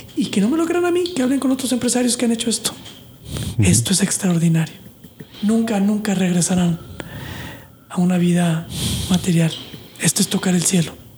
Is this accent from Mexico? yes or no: yes; Mexico; now in United States; yo vengo de México o Latinoamérica católico de pues de fin de semana